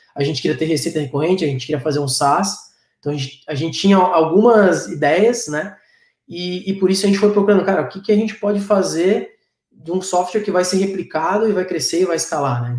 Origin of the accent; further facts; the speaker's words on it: Florianópolis, Santa Catarina, Brazil; eu sou manezinho, né? Então, é, tam, sou, da, sou da terra aqui de Floripa